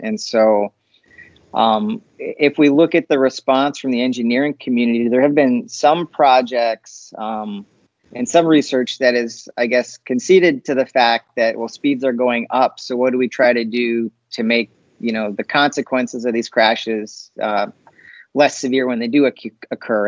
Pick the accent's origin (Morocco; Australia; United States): United States; Upper Peninsula of Michigan; I'm from the Upper Peninsula